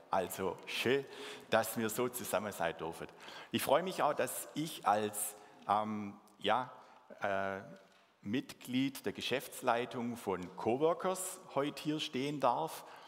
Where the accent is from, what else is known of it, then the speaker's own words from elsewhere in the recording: Swabia, Baden-Württemberg, Germany; accent: Swabian; first language Swabian; meine Muttersprache Schwäbisch